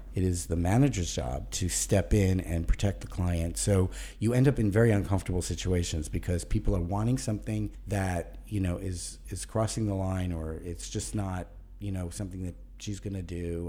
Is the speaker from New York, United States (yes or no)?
yes; New York City, New York, United States; also born or lived in Birmingham, Alabama / Charlotte, North Carolina; finally came to Brooklyn when I was five, and I arrived with a Southern accent